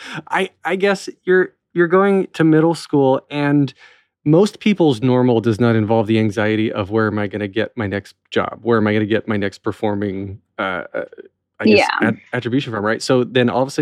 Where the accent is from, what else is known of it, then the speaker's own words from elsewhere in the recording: North Wilkesboro, North Carolina, United States; from North Wilkesboro originally